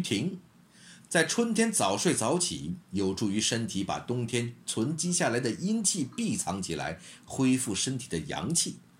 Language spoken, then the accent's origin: Chinese; China; 阴阳依旧是我们中国人心中的日月。